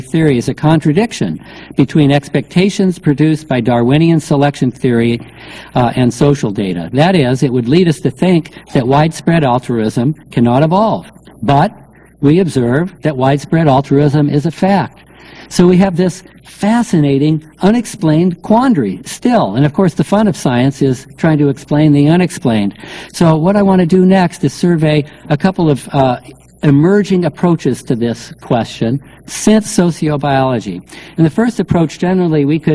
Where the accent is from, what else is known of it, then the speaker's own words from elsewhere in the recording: Northern California, United States; I grew up in Northern California